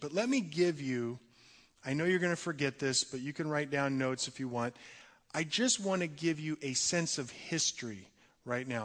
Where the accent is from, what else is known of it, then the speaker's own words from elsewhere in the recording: United States; we as American Christians